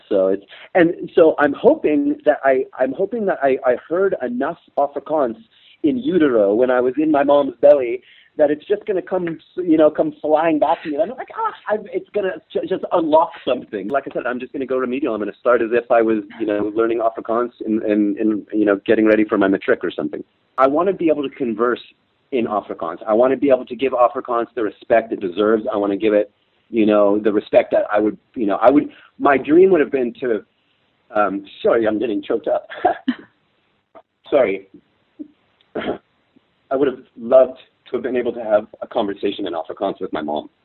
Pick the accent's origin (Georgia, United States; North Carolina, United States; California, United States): California, United States; moved away as an adult; now in South Africa; growing up in California